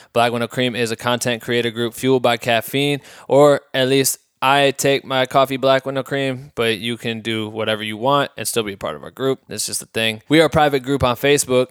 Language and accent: English; Iowa, United States; moved away as an adult; now in Los Angeles, United States; I'm from Iowa